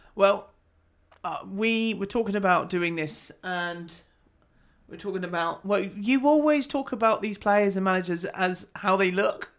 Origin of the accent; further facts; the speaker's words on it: United Kingdom; we're British